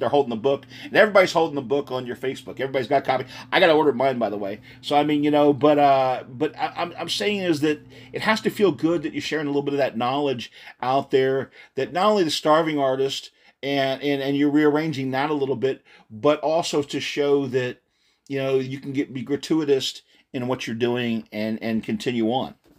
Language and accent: English; United States; moved away; also born or lived in Texas; I'm originally a Texas boy, but I grew up outside of Philly.